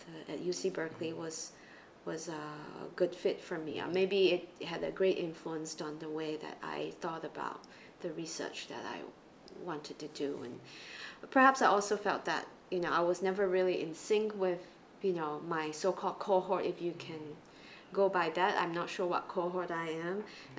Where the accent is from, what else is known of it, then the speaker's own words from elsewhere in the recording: East Malaysia, Malaysia; moved away as an adult; also born or lived in United States; now in Singapore; I grew up in Malaysia, and I went through the public school system in the Chinese language stream in East Malaysia